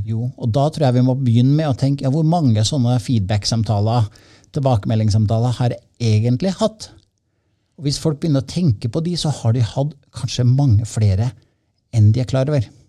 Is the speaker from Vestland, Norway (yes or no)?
no; Trondheim, Trøndelag, Norway; moved away; Jeg er uh, opprinnelig fra Trondheim